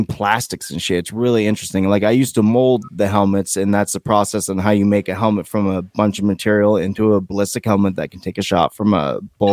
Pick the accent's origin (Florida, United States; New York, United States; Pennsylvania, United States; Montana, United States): New York, United States; Poughkeepsie; now in Vermont, United States; I'm from New York